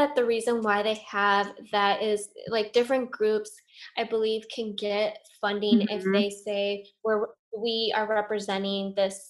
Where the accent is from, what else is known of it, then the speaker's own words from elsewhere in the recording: Michigan, United States; I'm white. You know, they always ask me, where are you from and where are you really from? You know, when I tell them I'm from Michigan.